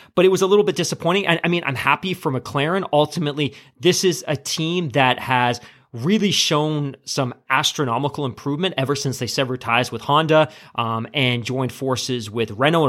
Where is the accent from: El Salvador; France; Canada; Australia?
Canada; as a Canadian